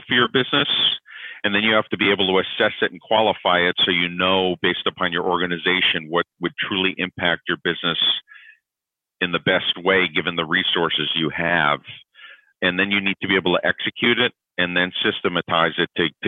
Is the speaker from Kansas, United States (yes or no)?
no; Connecticut, United States; moved away as an adult; also born or lived in New York; now in Atlanta, United States; I'm originally from New York. I grew up in Connecticut